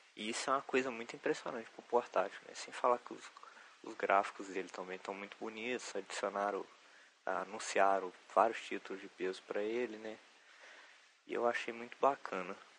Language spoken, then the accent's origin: Portuguese; Juiz de Fora, Minas Gerais, Brazil; Eu sou de Juiz de Fora, conterrâneo do Diogo Tux